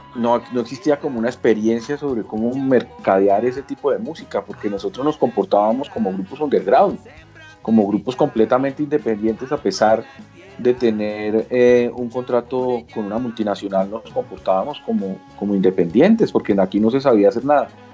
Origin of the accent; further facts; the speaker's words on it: Colombia; al reconocernos como colombianos